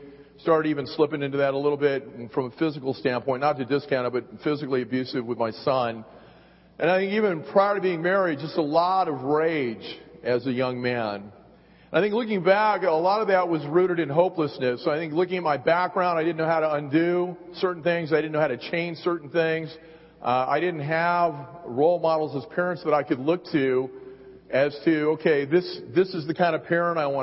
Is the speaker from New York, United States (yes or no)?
no; San Gabriel Valley, California, United States; I grew up in the San Gabriel Valley.